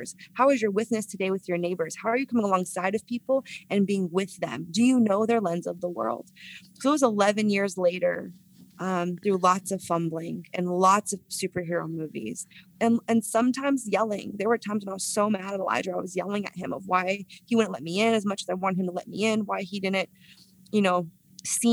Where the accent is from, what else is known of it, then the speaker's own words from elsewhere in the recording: San Francisco, California, United States; San Francisco, my hometown